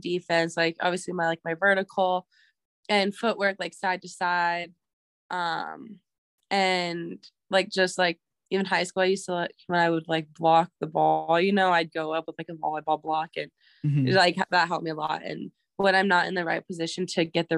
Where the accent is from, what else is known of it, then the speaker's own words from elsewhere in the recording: Pryor, Montana, United States; also born or lived in Billings, Montana; I grew up in Pryor, Montana, small reservation, like 40 minutes away from Billings. And then once I got to high school, my family decided to move to Billings